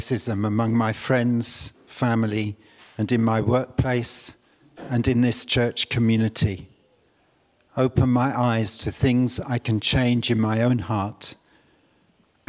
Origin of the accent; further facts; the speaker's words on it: London, United Kingdom; I was brought up in East London.